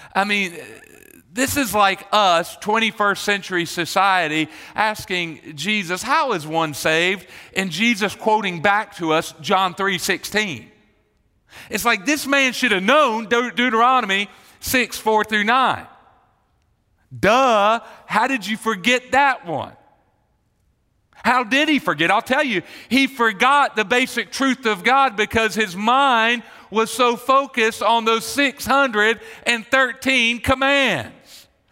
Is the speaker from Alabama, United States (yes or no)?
no; Marietta, Georgia, United States; I grew up in Marietta